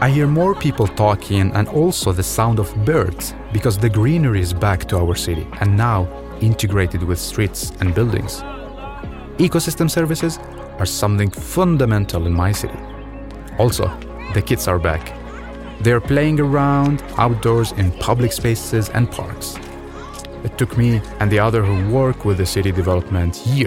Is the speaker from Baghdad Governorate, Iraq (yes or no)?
yes; Baghdad, Baghdad Governorate, Iraq; moved away; I was born in Baghdad, Iraq, 1993, and grew up in a city full of people, around 5 million citizens